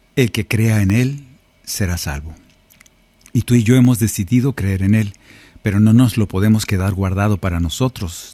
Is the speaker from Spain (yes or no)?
no; Sonora, Mexico; moved away; Allá en mi tierra, en Sonora